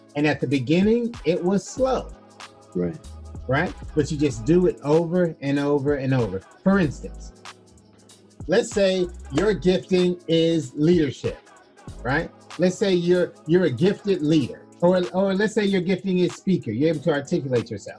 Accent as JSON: {"language": "English", "region": "Florida", "country": "United States", "tie": "born or raised there", "said": "I was born in Florida, in the United States"}